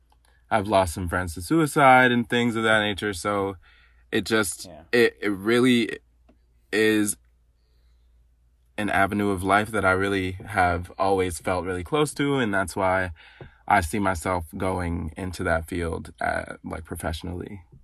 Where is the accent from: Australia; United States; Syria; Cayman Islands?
United States; Madison, Wisconsin; In Wisconsin, in Madison, Wisconsin.